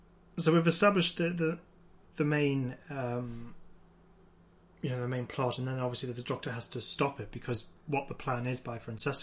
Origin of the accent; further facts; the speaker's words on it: United Kingdom; Yeah, being British, it was just like, why are they reacting so weirdly to the rain, freaks?